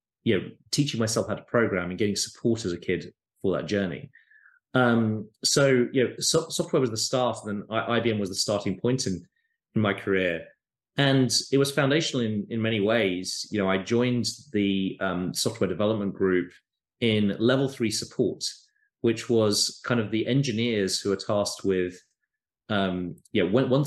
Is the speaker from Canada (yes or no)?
no; United Kingdom; moved away as an adult; now in United States; in the UK, where I grew up, as you can probably tell from my accent